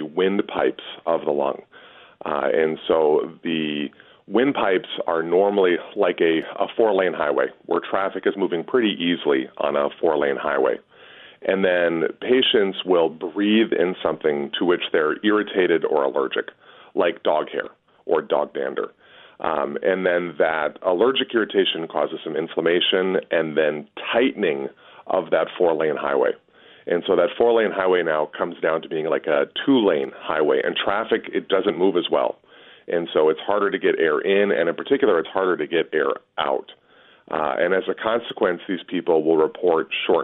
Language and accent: English; Edina, Minnesota, United States; also born or lived in Los Angeles; I'm originally from Edina and was a graduate from high school out there.